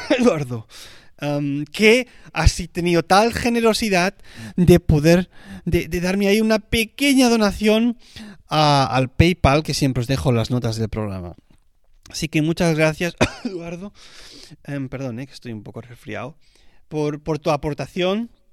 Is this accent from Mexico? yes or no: no; Spain; como español que soy